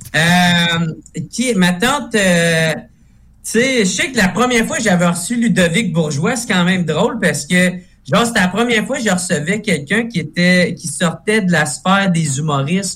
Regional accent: Gatineau, Quebec, Canada; je viens de Gatineau, à Gatineau à côté d'Ottawa, fait que nous autres, on a plein d'anglicismes

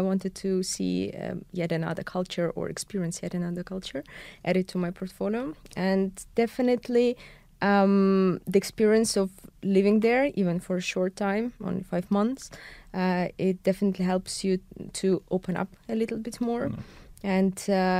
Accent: Belarus; moved away as an adult; also born or lived in China; now in Estonia; I'm from Belarus, but I've been living in Estonia only for over six years.

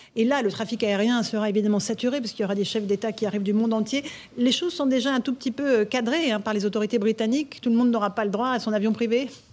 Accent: France; nous Français

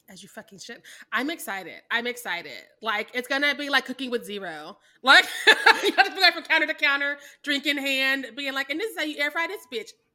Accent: Midwest, United States; I'm from the Midwest

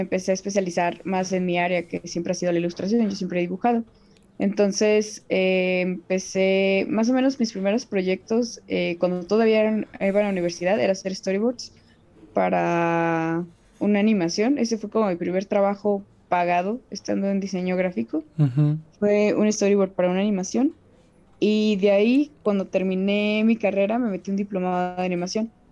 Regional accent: Querétaro, Mexico; yo soy de Querétaro

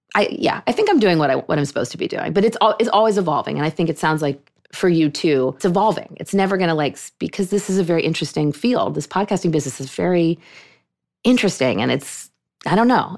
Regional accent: Pittsburgh, Pennsylvania, United States; moved away as an adult; also born or lived in Vermont; now in New York, United States; I grew up in Pittsburgh. That was my synagogue

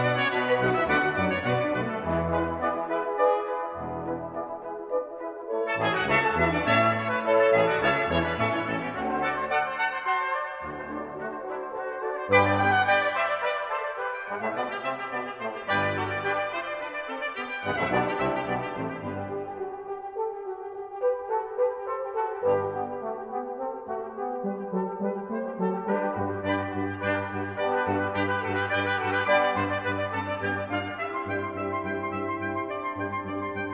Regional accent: Campbeltown, Scotland, United Kingdom; now in United States; spending a wonderful New Year with friends and family in my hometown of Campbelltown

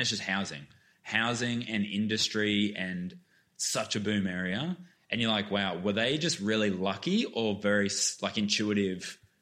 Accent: Queensland, Australia; moved away; also born or lived in Melbourne; I grew up playing sport in Queensland

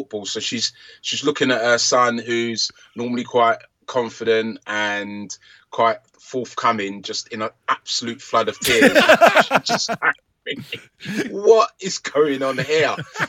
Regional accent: London, United Kingdom; I was brought up in Hackney, East London, just with my mum and my younger brothers.

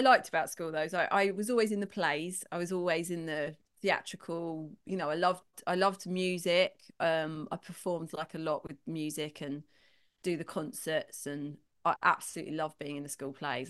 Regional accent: London, United Kingdom; 'cause I'm from London, grew up in London

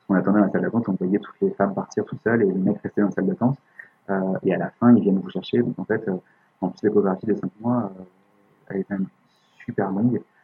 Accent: France; on est français

